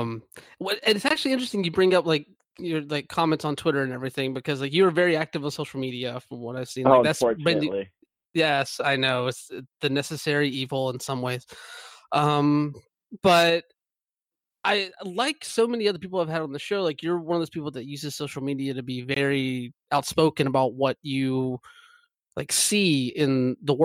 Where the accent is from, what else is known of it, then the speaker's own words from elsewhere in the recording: the South, United States; I grew up in the South as well.